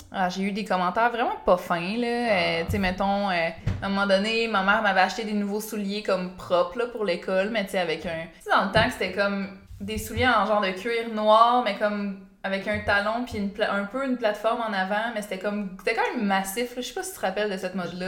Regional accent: Beauce, Quebec, Canada; je viens de la Beauce, puis mm. en Beauce, il n'y a pas beaucoup d'activités pour les jeunes

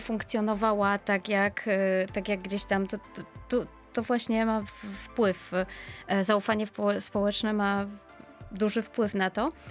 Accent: Poland; pochodzę z Polski

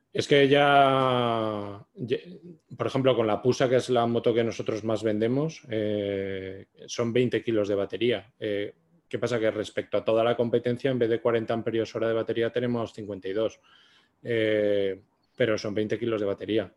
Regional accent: Zaragoza, Aragon, Spain; nosotros somos de Zaragoza

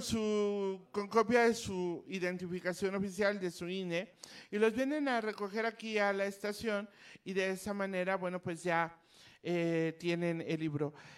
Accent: Mexico; como mexicana

